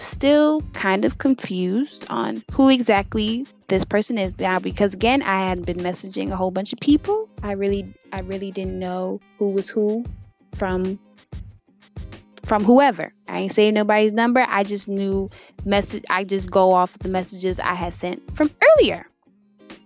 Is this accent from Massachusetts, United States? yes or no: yes; Worcester, Massachusetts, United States; now in Houston, United States; I grew up in a small town. I grew up in Worcester, Massachusetts. It's right outside of Boston